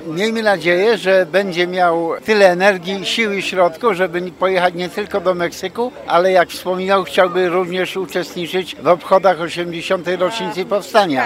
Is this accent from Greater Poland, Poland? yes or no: yes; near Poznań, Greater Poland, Poland; moved away as an adult; now in United States; z Wielkopolski, spod Poznania, to też takie moje rodzinne strony